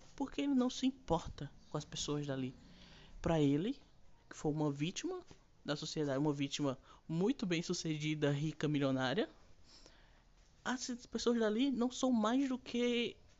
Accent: Brazil; E mesmo eu que sei espanhol e que sou brasileiro

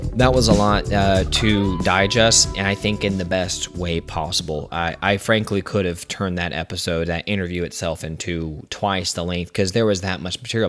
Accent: Richmond Hill, Georgia, United States; Richmond Hill, Georgia, um, my hometown

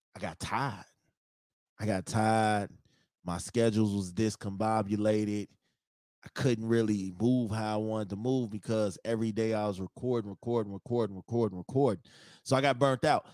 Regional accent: Chicago, Illinois, United States; I'm from Chicago

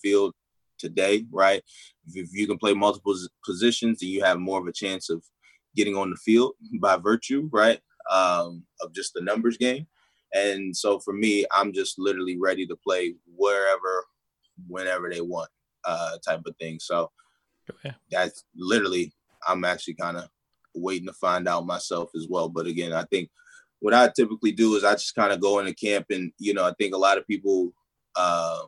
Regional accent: Baltimore, Maryland, United States; I'm from Baltimore

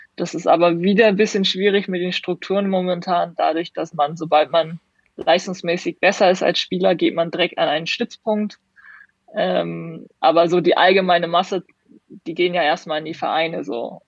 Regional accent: Hamburg, Germany; in Hamburg zum Beispiel, wo ich herkomme

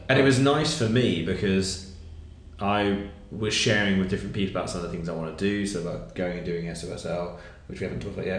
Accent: Wimborne, South West England, United Kingdom; moved away as an adult; a Baptist church in Wimborne, which is where I grew up

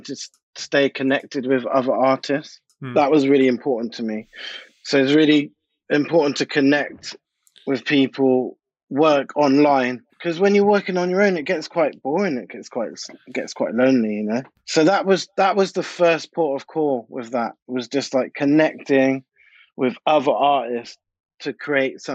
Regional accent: Bristol, South West England, United Kingdom; moved away as an adult; also born or lived in London; I grew up in Bristol. I'm born in Bristol, and then I moved to London when I was about 18 to go to university

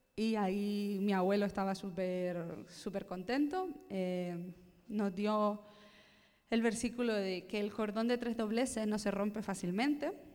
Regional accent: Gran Canaria, Canary Islands, Spain; nací en las Islas Canarias, en la isla de Gran Canaria concretamente

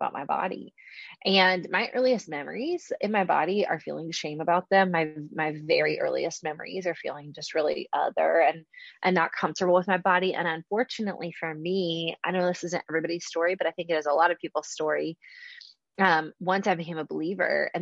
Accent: Charleston, South Carolina, United States; I'm from Charleston, South Carolina

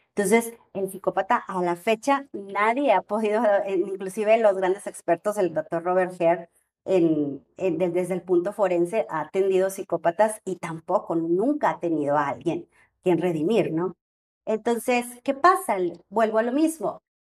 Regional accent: Monterrey, Nuevo León, Mexico; yo soy de Monterrey y estamos aquí en Guadalajara

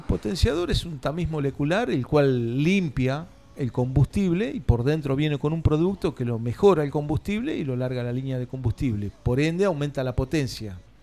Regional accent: Tandil, Buenos Aires Province, Argentina

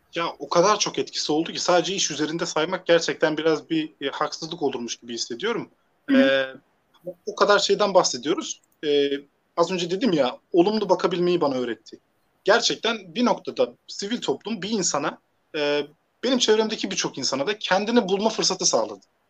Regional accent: Hatay, Turkey; moved away as an adult; also born or lived in Siirt (ancestral) / Konya / Ankara / Elazığ; now in Manisa, Turkey; aslen, e, Siirtliyim. Doğma büyüme Hataylıyım.

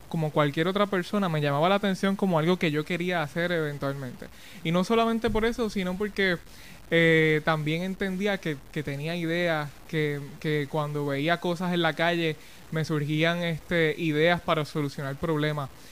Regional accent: Adjuntas, Puerto Rico; De donde yo soy el chamaquito, exactamente. A mucho orgullo, eh, allí me crié este, y me pude desarrollar desde, desde niño

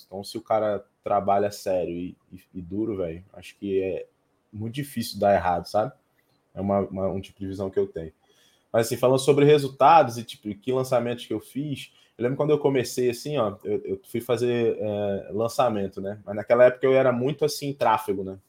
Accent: Cabo Frio, Rio de Janeiro, Brazil; now in Alphaville, Brazil; eu tô em Alphaville agora, né, mas eu sou de Cabo Frio

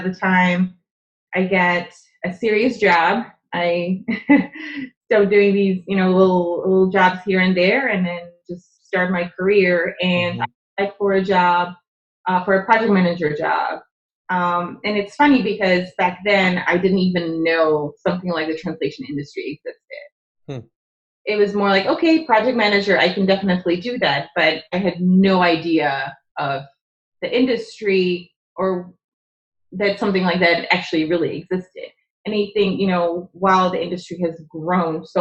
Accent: Czechia; English is a second language; moved away; I'm from the Czech Republic. Okay. So my father's Czech

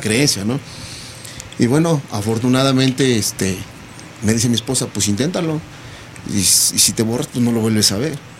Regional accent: Toluca, State of Mexico, Mexico; yo soy del estado soy de Toluca

